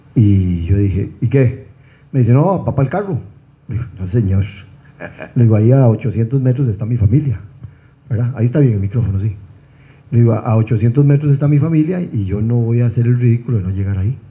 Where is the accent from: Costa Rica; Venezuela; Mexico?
Costa Rica; soy un costarricense